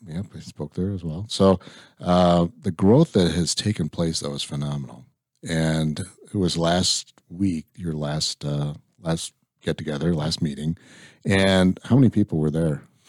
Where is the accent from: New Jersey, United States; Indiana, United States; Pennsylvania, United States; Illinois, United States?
Illinois, United States; I grew up in Illinois